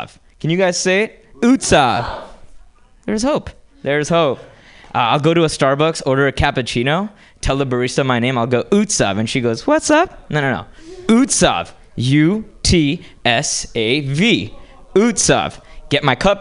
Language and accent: English; Hyderabad, Telangana, India; now in United States; I grew up in India and moved to this country from a small town called Hyderabad